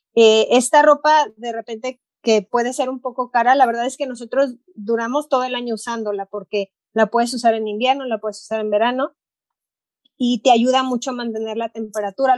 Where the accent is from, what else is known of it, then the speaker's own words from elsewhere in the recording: Puerto Vallarta, Jalisco, Mexico; moved away as an adult; now in Ann Arbor, United States; Yo crecí en la playa en Puerto Vallarta, entonces crecí acampando